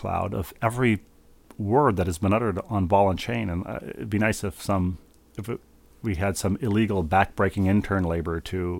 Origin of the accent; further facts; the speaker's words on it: Connecticut, United States; Growing up in Connecticut, I only knew them as Sloppy Joes.